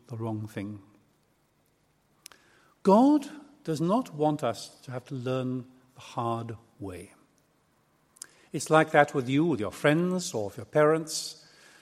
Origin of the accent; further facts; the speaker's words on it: Aberystwyth, Wales, United Kingdom; come from a little town called Aberystwyth in West Wales.